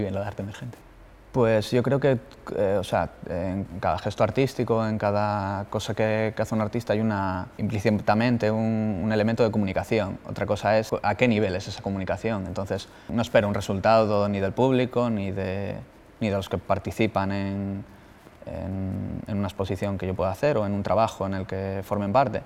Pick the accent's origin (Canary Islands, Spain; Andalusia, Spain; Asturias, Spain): Asturias, Spain; El Entrego; moved away as an adult; now in Bilbao, Spain; soy de, de La Guardia, de la entrego, y vivo en Bilbao